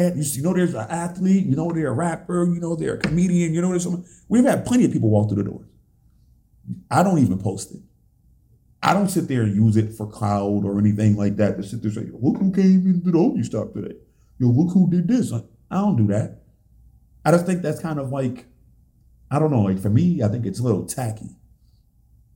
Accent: Buffalo, New York, United States; I love the city of Buffalo that much. Like, this is my hometown

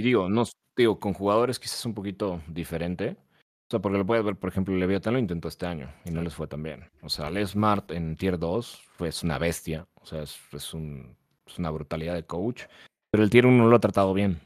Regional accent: Mexico; acá en México

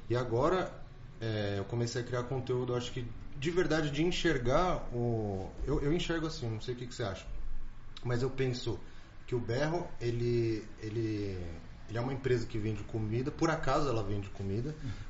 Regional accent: São Paulo, Brazil; Não, eu sou de São Paulo, eu vim resolver umas coisas aqui e, e, e vim ver o seu negócio.

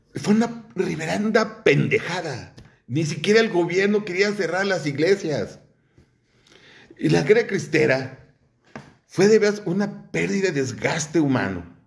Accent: Mexico; nuestra pendejez como mexicanos

